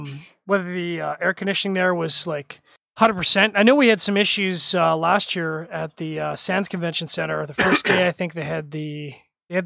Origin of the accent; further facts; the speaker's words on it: Canada; as a Canadian